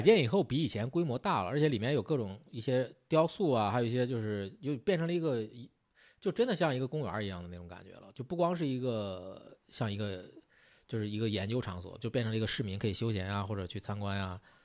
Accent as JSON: {"language": "Chinese", "town": "Zhengzhou", "region": "Henan", "country": "China", "said": "我是郑州人"}